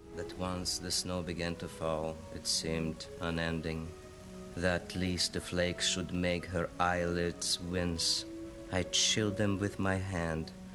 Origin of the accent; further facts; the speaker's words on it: Burbank, California, United States; I grew up in Burbank